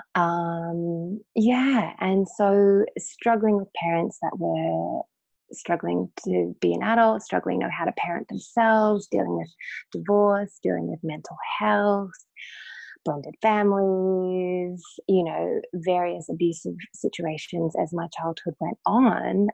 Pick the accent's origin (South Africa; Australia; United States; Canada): Australia; North Queensland; I grew up in North Queensland in Australia in the late 70s